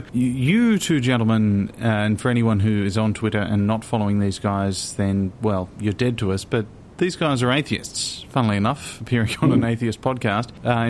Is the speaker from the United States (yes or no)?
no; Australia; also born or lived in France; no, I'm Australian.